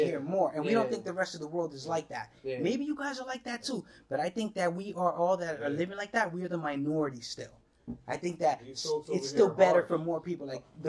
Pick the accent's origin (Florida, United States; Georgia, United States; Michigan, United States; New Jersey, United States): New Jersey, United States; because I'm from Jersey.